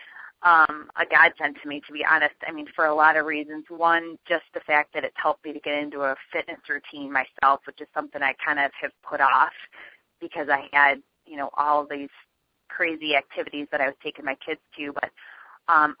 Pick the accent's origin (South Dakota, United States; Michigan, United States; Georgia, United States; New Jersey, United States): Michigan, United States; I actually live in Michigan. I'm born and raised in Michigan